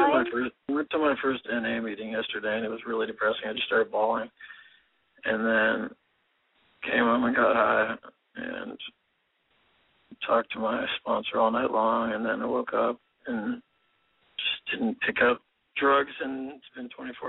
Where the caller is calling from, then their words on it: San Diego, California, United States; San Diego.